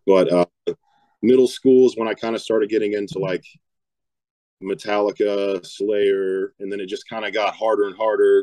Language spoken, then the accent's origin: English; West Virginia, United States; I'm from West Virginia, born and raised